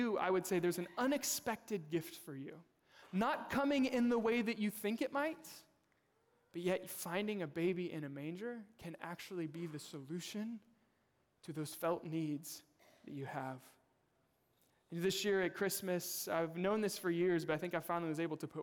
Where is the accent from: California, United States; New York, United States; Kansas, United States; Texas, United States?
Kansas, United States; moved away; I'm originally from Kansas. We lived in Kansas City.